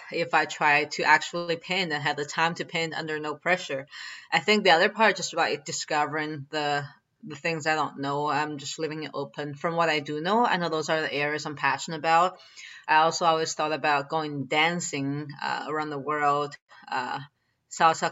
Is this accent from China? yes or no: yes; China; moved away; when I was growing up in China